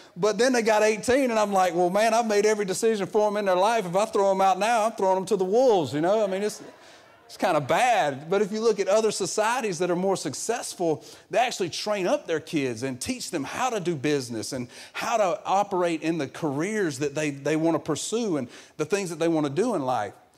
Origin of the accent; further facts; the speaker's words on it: the South, United States; I'm from the real South where we, we call everything a Coke